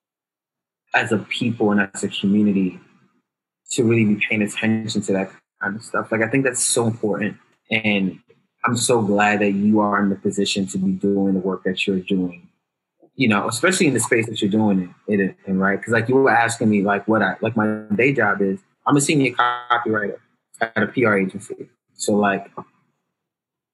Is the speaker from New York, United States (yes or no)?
yes; New York City, New York, United States; also born or lived in Bed-Stuy, Brooklyn; I'm originally from the Bronx, but right now, based out in Bed-Stuy